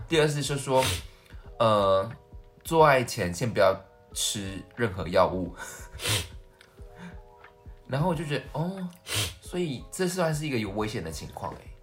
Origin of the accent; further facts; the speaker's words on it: central Taiwan, Taiwan; 我是中部的孩子